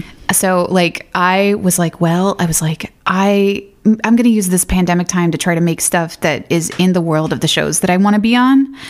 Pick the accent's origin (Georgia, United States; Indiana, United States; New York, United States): Georgia, United States; Athens; I kind of grew up in the sticks, about thirty minutes outside of Athens